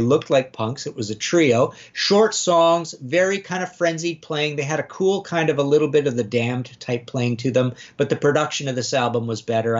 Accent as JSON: {"language": "English", "country": "Canada", "said": "I'm Canadian"}